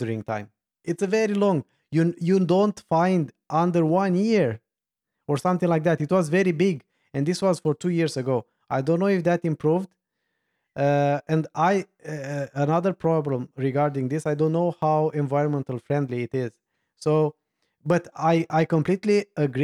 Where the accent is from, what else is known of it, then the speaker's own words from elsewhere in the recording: Romania; I'm from Romania